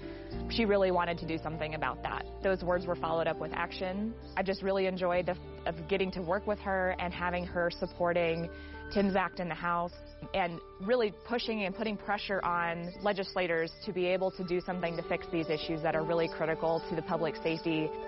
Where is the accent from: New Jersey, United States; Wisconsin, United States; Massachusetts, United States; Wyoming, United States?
Wyoming, United States; Cody; from Cody, Wyoming.